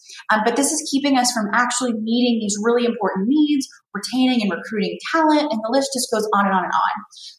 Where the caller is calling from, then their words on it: California, United States; I'm calling from California.